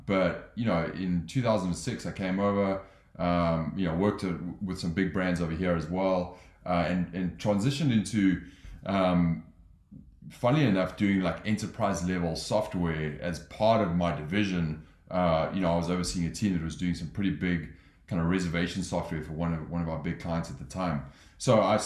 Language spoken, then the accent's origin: English; Johannesburg, Gauteng, South Africa; moved away as an adult; also born or lived in London; now in Los Angeles, United States; I grew up in South Africa. I'm from Johannesburg, lived in London